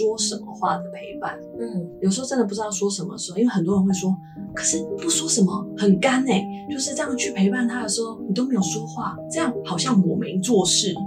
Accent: Kaohsiung, Taiwan; moved away; 我老家在高雄

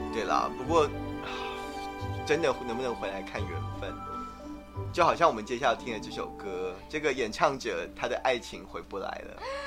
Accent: Taiwan; 我们台湾人习惯用Line

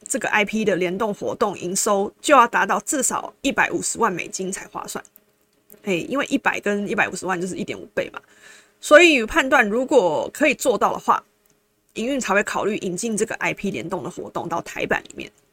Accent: Taiwan; 我们台湾人就是 M

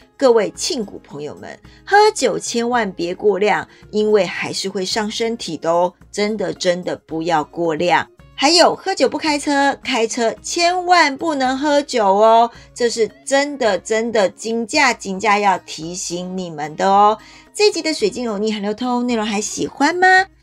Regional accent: Taiwan; 我们台湾人

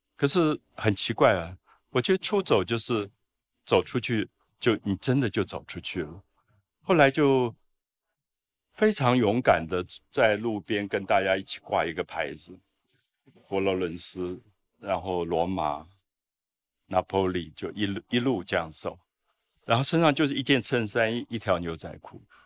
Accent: Taipei, Taiwan; 我小时候因为在大龙洞长大，在那个皇宫的庙口

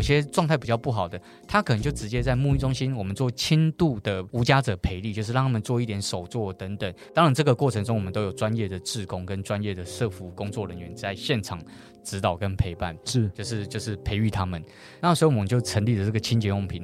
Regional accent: Taipei, Taiwan; 台北车站其实是一个我们台北人的门面呢

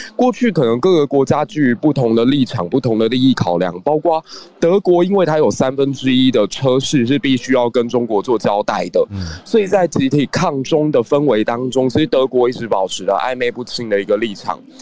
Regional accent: Taiwan; 我自己是出生在一个九六年台海危机的那样的环境之下

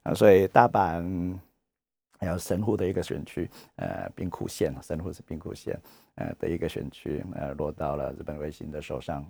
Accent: Taiwan; 我们台湾人

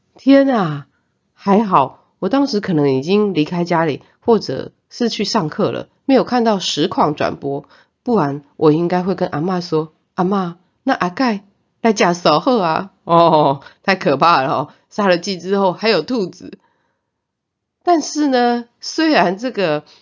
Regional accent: Zhongliao, Nantou County, Taiwan; 我的妈妈是回南投中寮待产的。 啊，我呢是给助产士生出来的

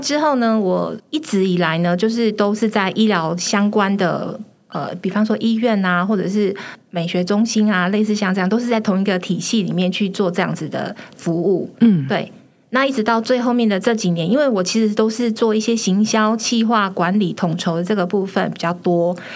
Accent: Taiwan; 我们台湾人

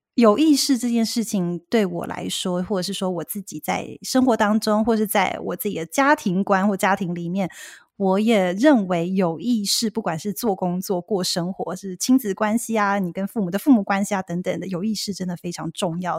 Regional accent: Taiwan; moved away as an adult; now in Seattle, United States; 原本我也是在台湾长大的嘛

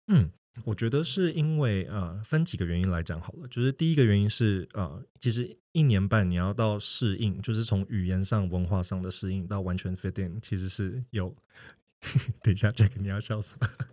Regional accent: Taiwan; moved away as an adult; also born or lived in New York / Shanghai / Hong Kong; 我是一个土生土长的台湾人，只是说我的二十几岁，啊，可能大部分的时间就都在，啊，四处，就纽约啊，然后上海跟香港流浪

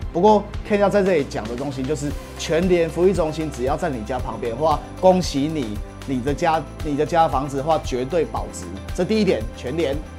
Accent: Taiwan; 我是台湾人，I am from Taiwan

